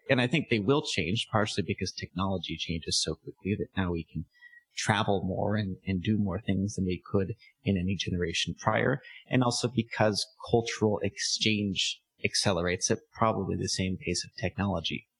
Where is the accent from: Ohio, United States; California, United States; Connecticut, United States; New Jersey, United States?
California, United States; San Diego; moved away as an adult; also born or lived in Armenia; now in Philippines; where I come from, San Diego